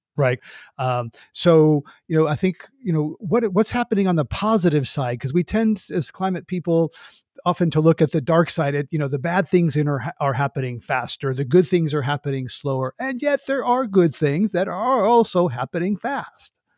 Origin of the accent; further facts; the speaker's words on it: United States; as an American